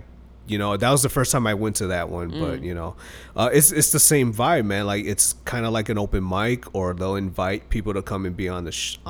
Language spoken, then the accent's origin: English; Chicago, Illinois, United States; now in Las Vegas, United States; They're like, where are you from? I'm like, Chicago.